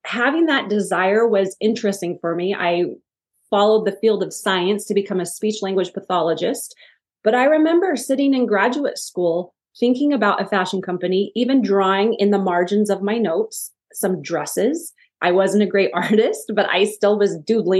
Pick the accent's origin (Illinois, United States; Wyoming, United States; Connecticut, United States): Wyoming, United States; I grew up in Wyoming